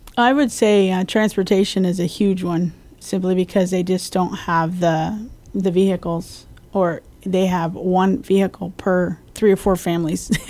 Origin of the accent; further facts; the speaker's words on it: Colorado, United States; moved away as an adult; also born or lived in Springfield, Missouri; now in Guam; I grew up in Colorado